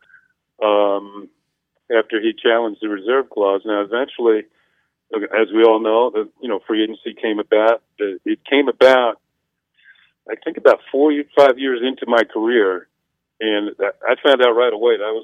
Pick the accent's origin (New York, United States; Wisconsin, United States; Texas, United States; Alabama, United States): New York, United States; moved away; I grew up in New York